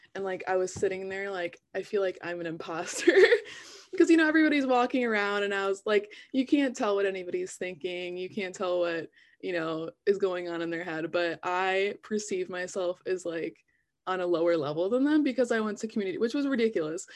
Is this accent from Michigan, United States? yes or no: yes; Northville, Michigan, United States; I am from Northville, Michigan